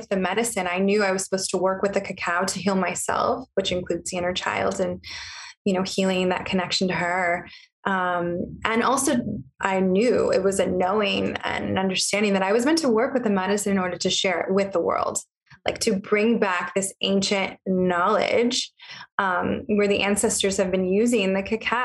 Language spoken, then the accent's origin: English; Riverside County, California, United States; I actually grew up in Riverside County.